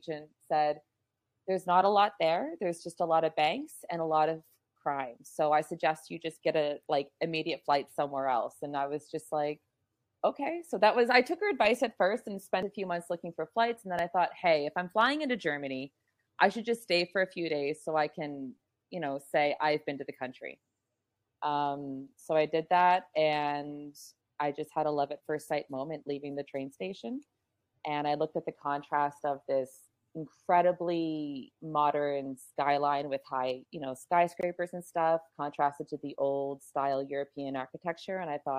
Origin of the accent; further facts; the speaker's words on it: Kingston, New Brunswick, Canada; moved away as an adult; also born or lived in Saint John; So I was born in St. John, New Brunswick. And I was raised about 40 kilometers outside the city in a place called Kingston. I stayed there until I was about 20.